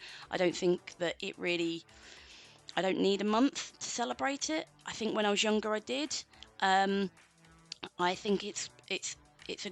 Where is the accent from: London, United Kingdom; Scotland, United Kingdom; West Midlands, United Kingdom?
London, United Kingdom; now in Manchester, United Kingdom; I'm from London originally